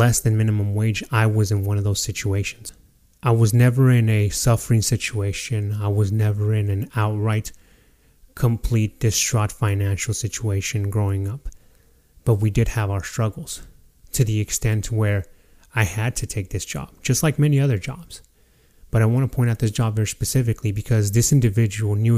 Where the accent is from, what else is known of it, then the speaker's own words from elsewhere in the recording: Fernley, Nevada, United States; my hometown, the small town of Fernley, Nevada